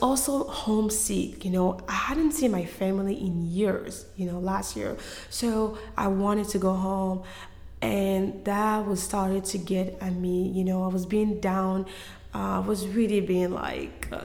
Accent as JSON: {"language": "English", "country": "Côte d’Ivoire", "tie": "born or raised there", "moved": "yes", "said": "I am from Ivory Coast. I was born and raised in Cote d'Ivoire."}